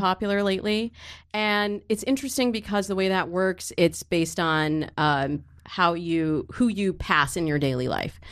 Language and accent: English; Michigan, United States; I grew up in Michigan